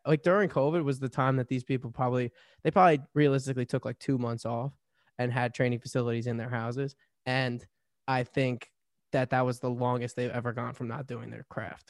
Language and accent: English; New Jersey, United States; I'm from Jersey.